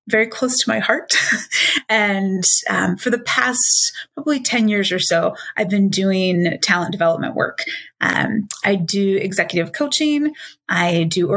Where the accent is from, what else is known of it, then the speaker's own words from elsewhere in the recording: Minnesota, United States; moved away as an adult; also born or lived in Illinois / Michigan; now in Washington, D.C., United States; raised in Minnesota